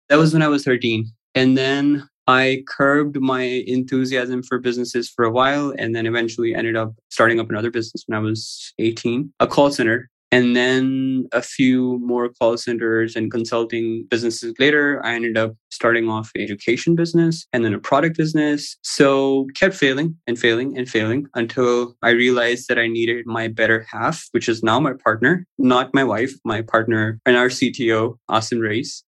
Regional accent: Pakistan; also born or lived in Houston; I live in Pakistan currently. I've traveled quite a bit. I used to work for a company in Houston before I started the business, but I studied and sort of lived throughout my life in Pakistan.

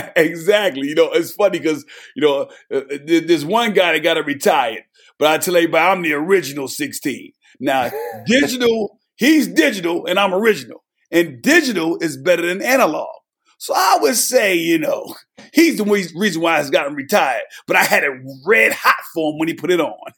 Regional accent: New Jersey, United States; moved away as an adult; also born or lived in Knoxville, Tennessee; I'm born and raised in New Jersey

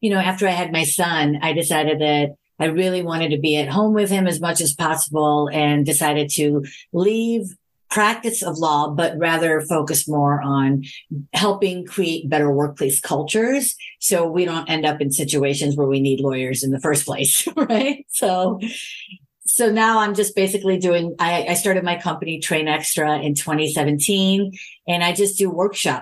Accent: Chicago, Illinois, United States; moved away as an adult; now in California, United States; I was born and raised in Chicago.

